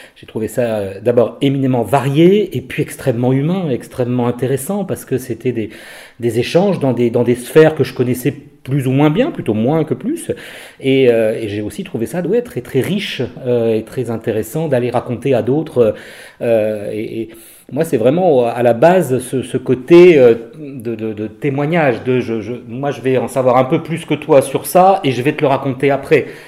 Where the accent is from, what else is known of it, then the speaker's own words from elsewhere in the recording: Brest, Brittany, France; moved away as an adult; now in Lille, France; je suis breton, je suis brestois